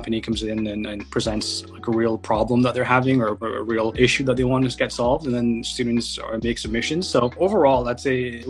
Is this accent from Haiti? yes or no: no; Mississauga, Ontario, Canada; also born or lived in Mauritius / Montreal / Waterloo / Toronto; I grew up in Mississauga